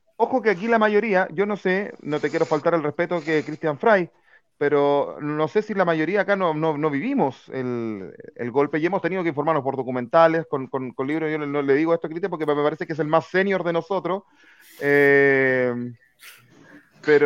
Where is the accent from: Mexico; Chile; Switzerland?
Chile; San Bernardo, Santiago Metropolitan Region; nosotros somos de San Bernardo